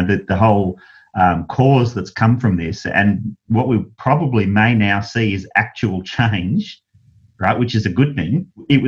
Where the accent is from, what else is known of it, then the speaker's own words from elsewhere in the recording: Australia; I was from Australia.